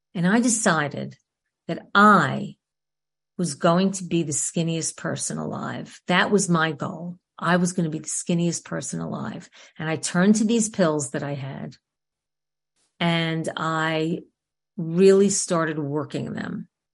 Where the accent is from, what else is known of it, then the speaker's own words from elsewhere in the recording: New York City, New York, United States; I grew up in New York, in Queens specifically